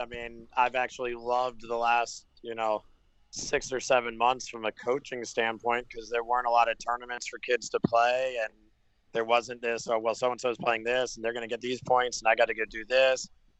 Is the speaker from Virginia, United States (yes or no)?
yes; Virginia, United States; also born or lived in Jacksonville, Florida; now in Florida, United States; I grew up in Virginia